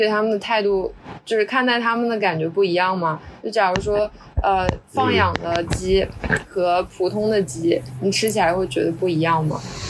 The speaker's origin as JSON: {"language": "Chinese", "town": "Yangzhou", "region": "Jiangsu", "country": "China", "said": "我是扬州的，"}